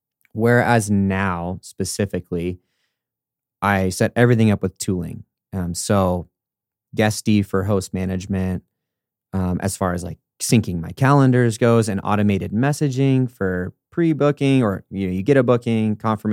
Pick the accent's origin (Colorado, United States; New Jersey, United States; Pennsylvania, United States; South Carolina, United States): Colorado, United States; Denver; also born or lived in California; I'm from Denver and specifically then California, which is like double negative for those rural communities.